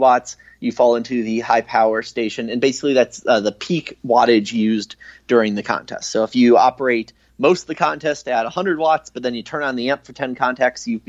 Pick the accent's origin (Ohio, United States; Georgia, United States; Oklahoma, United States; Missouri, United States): Ohio, United States; I grew up in Ohio